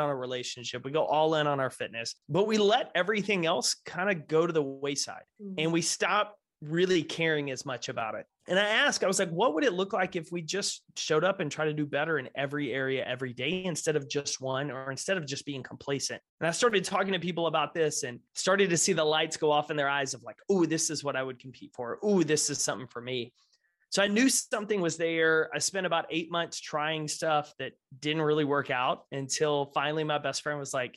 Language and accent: English; Texas, United States; Grew up, born and raised in Texas